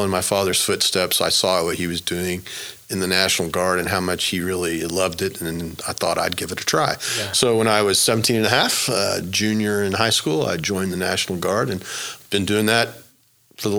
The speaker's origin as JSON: {"language": "English", "town": "Broken Arrow", "region": "Oklahoma", "country": "United States", "tie": "born or raised there", "also_born_or_lived": "Florida / Silicon Valley", "said": "I grew up in Oklahoma. I'm a native born and raised here in Oklahoma. I grew up in Broken Arrow"}